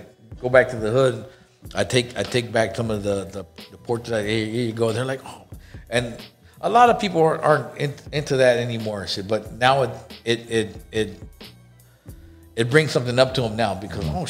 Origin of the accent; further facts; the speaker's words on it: Los Angeles, California, United States; where I grew up in South Central